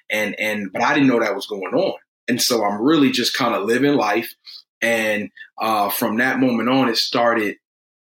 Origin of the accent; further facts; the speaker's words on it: Detroit, Michigan, United States; I'm from Detroit.